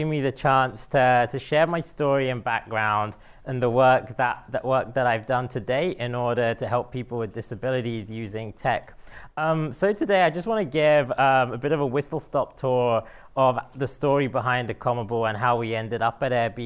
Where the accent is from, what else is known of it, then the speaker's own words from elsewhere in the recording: London, United Kingdom; moved away as an adult; now in San Francisco, United States; I was born and brought up in London and moved to San Francisco a couple of years ago